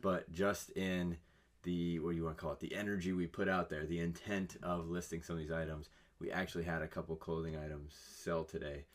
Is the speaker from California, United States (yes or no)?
yes; California, United States; I'm from California